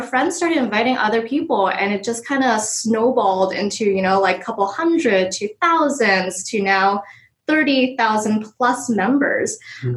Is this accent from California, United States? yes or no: yes; San Francisco, California, United States; I was born and raised in San Francisco.